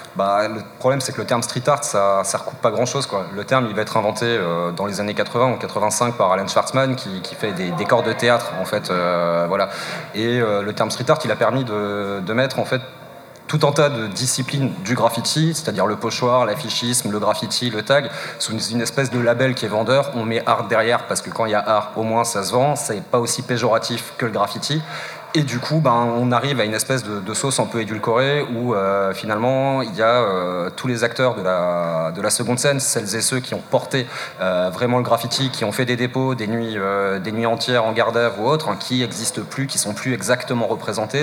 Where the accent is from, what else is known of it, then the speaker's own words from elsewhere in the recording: Strasbourg, Grand Est, France; je suis de Strasbourg, mes parents ont bougé à la campagne